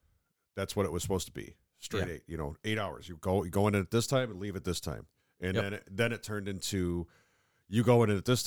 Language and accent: English; upstate New York, United States; accent: mid-Atlantic